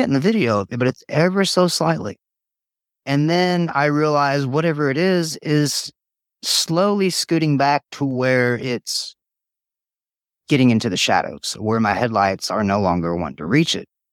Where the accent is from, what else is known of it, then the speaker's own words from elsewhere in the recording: Tazewell, United States; also born or lived in White River, Indiana; I grew up in Tazewell. very rural area